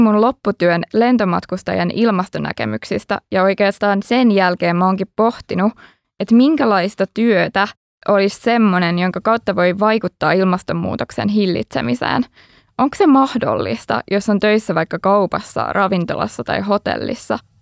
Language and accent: Finnish; Helsinki, Uusimaa, Finland; also born or lived in Netherlands; Mä oon Helsingistä